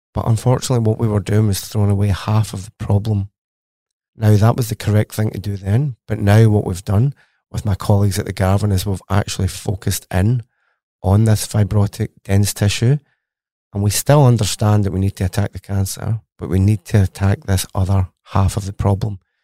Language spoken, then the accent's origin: English; Glasgow, Scotland, United Kingdom; accent: Scottish; moved away as an adult; now in Australia; as you can tell from my accent, I am very Scottish. I went to university in Glasgow, Strathclyde University, for my undergraduate. Then I studied at the Pizza Institute, or C R U K, and that's in Glasgow University itself. So, born and bred, educated in Glasgow, and then moved to Australia for some sunshine.